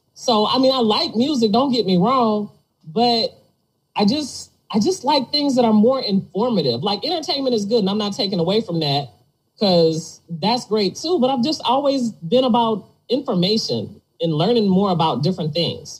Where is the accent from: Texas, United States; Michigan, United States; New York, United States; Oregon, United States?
Michigan, United States; Detroit; I grew up in Detroit